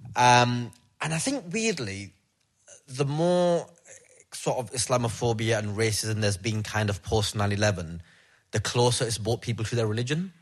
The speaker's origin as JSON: {"language": "English", "country": "United Kingdom", "said": "me as a British Pakistani Pakistani lad"}